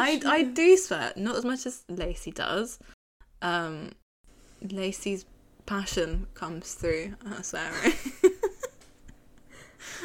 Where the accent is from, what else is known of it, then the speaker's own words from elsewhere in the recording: United Kingdom; accent: British; if you couldn't tell by our accents, we are British.